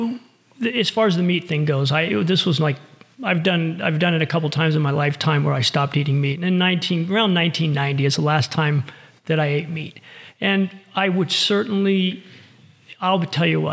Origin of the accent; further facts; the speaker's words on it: Fort Lauderdale, Florida, United States; moved away as an adult; now in Reno, United States; I'm born and raised in Florida